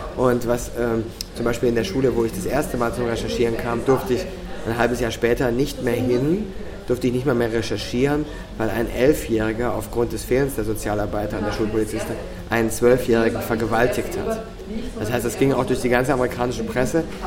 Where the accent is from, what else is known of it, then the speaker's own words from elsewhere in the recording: Cologne, North Rhine-Westphalia, Germany; now in Austria; bei uns in Köln